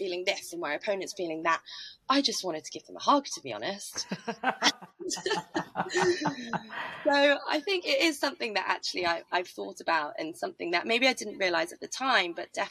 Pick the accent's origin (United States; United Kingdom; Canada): United Kingdom; Norfolk, East of England; I'm from Norfolk